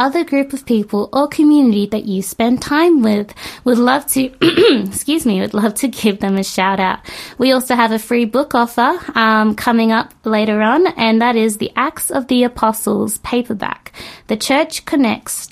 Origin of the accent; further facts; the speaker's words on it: Australia; growing up in Australia was a struggle